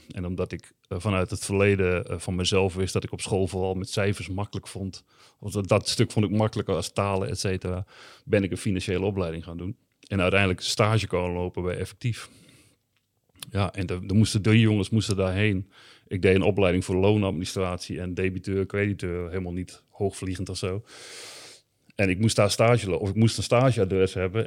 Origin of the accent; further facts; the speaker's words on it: Groningen, Netherlands; ik kom uit de Indische buurt